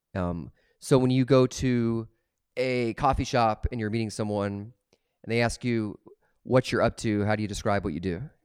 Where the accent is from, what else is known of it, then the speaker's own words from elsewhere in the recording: Des Moines, Iowa, United States; where I grew up in Des Moines